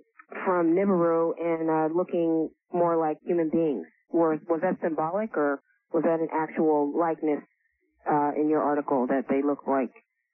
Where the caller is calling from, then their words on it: San Francisco, California, United States; I'm calling from San Francisco.